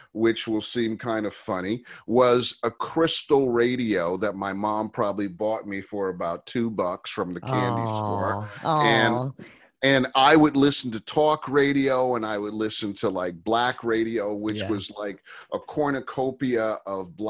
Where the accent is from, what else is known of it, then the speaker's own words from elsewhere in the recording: Cleveland, Ohio, United States; growing up in Cleveland, Ohio, music was, it was like this.